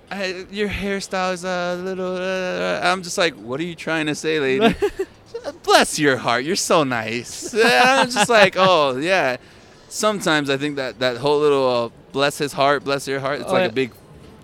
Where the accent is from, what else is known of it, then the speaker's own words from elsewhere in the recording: Miami, Florida, United States; accent: Miami; first language Spanish; English is a second language; growing up in Miami, everybody speaks Spanish anyways.